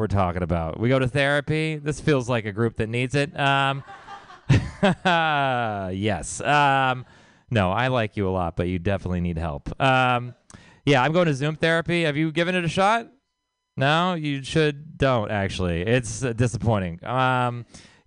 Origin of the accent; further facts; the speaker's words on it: Texas, United States; I am from Texas